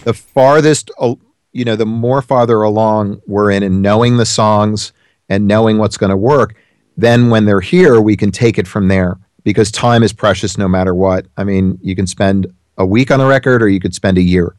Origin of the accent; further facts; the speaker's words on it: South Orange, New Jersey, United States; I grew up in New Jersey